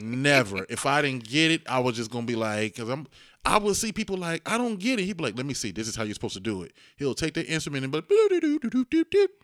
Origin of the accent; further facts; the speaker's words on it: Dayton, Ohio, United States; I grew up in Dayton, inner city Dayton